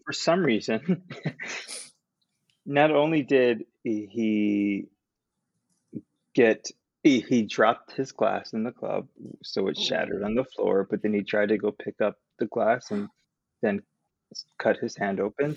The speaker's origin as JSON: {"language": "English", "region": "New Jersey", "country": "United States", "also_born_or_lived": "Queens, New York City", "moved": "as an adult", "said": "I'm from Jersey"}